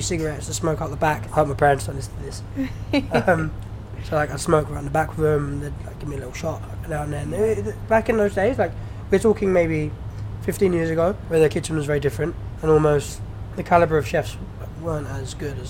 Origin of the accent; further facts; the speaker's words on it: United Kingdom; I'm British born. My parents are Iranian